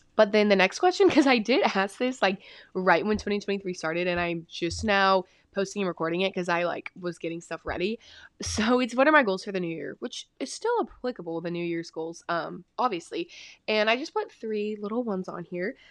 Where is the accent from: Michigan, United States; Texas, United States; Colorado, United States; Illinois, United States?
Texas, United States; I'm from Texas